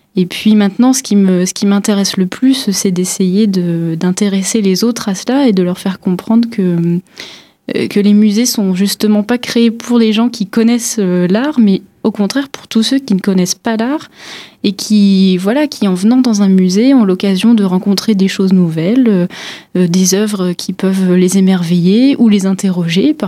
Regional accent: Pas-de-Calais, Hauts-de-France, France; moved away as an adult; also born or lived in Paris; now in Épinal, France; j'ai fait euh, mes études jusqu'au baccalauréat dans le Pas-de-Calais

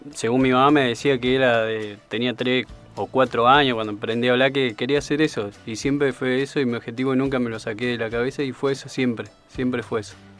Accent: Colón, Entre Ríos, Argentina; moved away; De Entre Río, Colón.

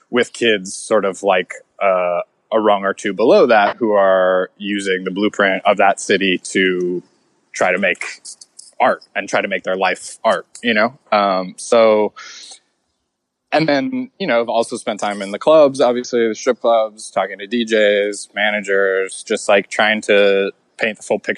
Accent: Orlando, Florida, United States; moved away as an adult; I grew up in Florida, so I grew up in the in the South, but like so far south that it's not even really the South anymore. Uh, you know, like Orlando, Florida, not exactly a bastion of any kind of culture, even Southern culture.

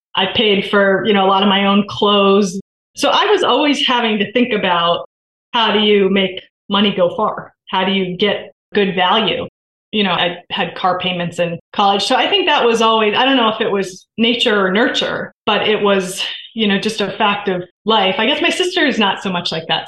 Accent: Vermont, United States; moved away as an adult; also born or lived in Virginia; I grew up in Vermont

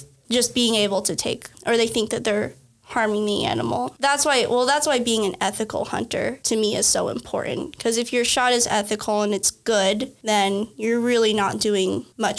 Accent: Lincoln, Nebraska, United States; I am from Nebraska originally. I grew up here in Lincoln

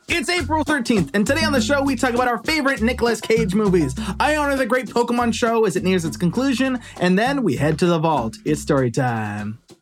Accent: Los Angeles, California, United States; it was filmed in my hometown

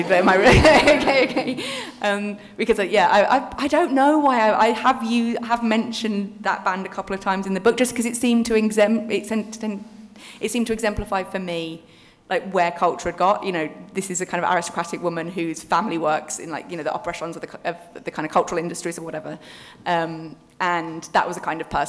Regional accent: Birmingham, West Midlands, United Kingdom; I'm from Birmingham

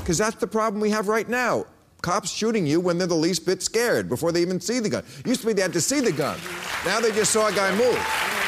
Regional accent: United States; And I say that, and I'm an American.

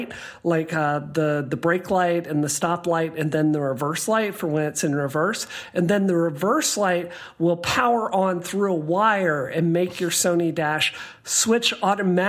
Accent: Mississippi, United States; moved away; growing up in Mississippi, like, my dad showed me to do this, how to do this, I think, when I was 7 years old

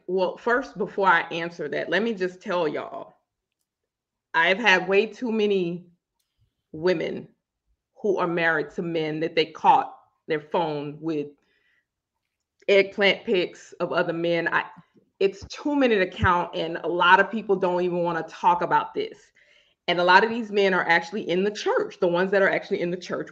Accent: Louisiana, United States; I'm from Louisiana

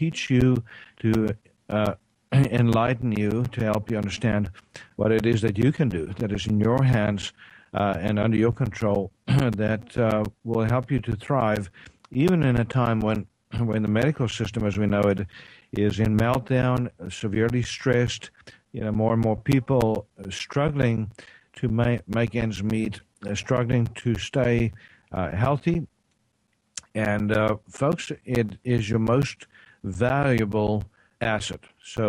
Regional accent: South Africa; now in Tyler, United States; I'm from East Texas, well, not originally, originally from South Africa, but I practice integrative medicine here in East Texas, Tyler, Texas

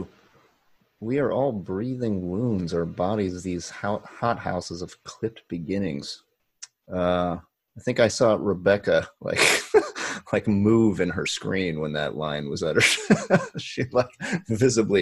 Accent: Ohio, United States; now in Brooklyn, United States; I'm from Ohio

